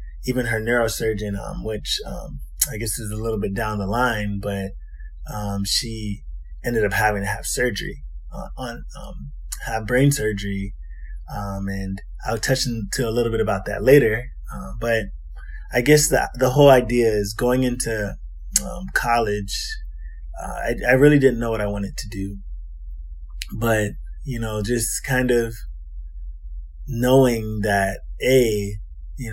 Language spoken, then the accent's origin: English; Maryland, United States; also born or lived in Huntsville, Alabama; I'm actually from Maryland. I'm born and raised in Maryland